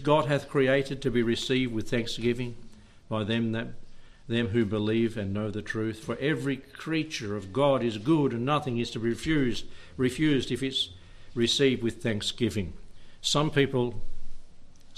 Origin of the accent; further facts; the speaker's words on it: Warburton, Victoria, Australia; that's just the hospital I was born in, down at Warburton.